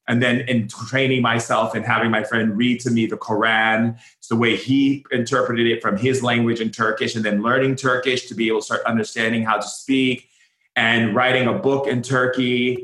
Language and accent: English; Foster City, California, United States; also born or lived in Oahu, Hawaii; I grew up in Foster City and Hawaii. So between two, we had places in both places. So we'd go back and forth in the mainland and then in Oahu.